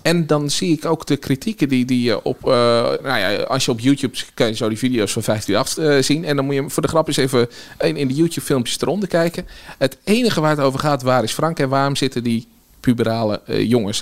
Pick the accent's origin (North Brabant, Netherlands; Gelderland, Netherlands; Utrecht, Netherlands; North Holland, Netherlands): Utrecht, Netherlands; Nieuwegein; also born or lived in Kanaleneiland, Utrecht; opgegroeid in Nieuwegein en daarna heb ik in Kanaleiland op school gezeten